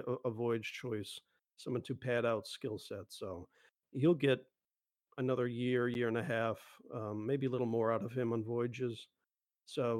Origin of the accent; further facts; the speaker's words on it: Buffalo, New York, United States; I grew up in Buffalo